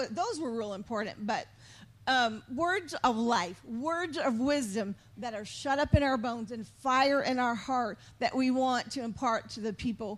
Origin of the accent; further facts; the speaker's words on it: San Antonio, Texas, United States; moved away; also born or lived in Missouri; I'm from Texas, from San Antonio, but when we moved to Missouri, North of Kansas City we were made fun of right away because we said y'all.